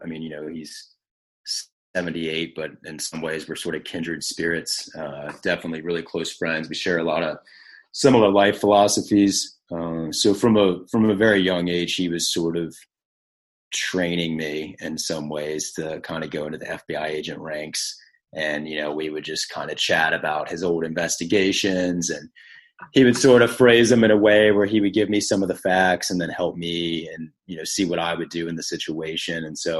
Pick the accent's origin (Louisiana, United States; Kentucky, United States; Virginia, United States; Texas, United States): Virginia, United States; Richmond; I grew up in Richmond, Virginia, born and raised, kind of been there my whole life